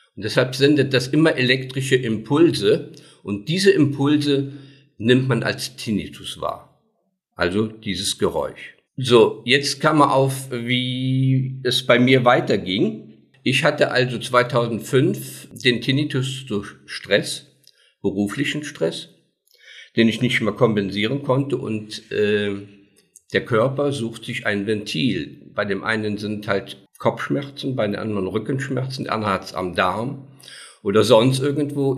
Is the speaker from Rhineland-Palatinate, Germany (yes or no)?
yes; Daun, Rhineland-Palatinate, Germany; Ich komme aus Daun, bin 68 Jahre alt